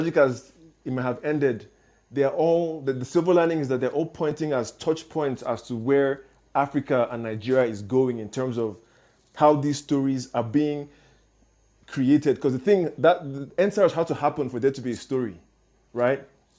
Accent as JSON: {"language": "English", "country": "South Korea", "tie": "born there", "said": "I was born in South Korea, so even I didn't know as much as you just put out."}